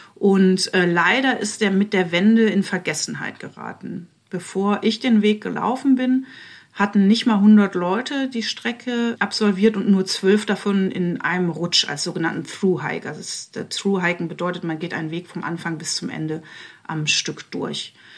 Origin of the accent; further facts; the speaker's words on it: Eifel, Rhineland-Palatinate, Germany; moved away as an adult; now in Leipzig, Germany; ich komme zwar aus der Eifel, aber ich lebe seit 20 Jahren in Leipzig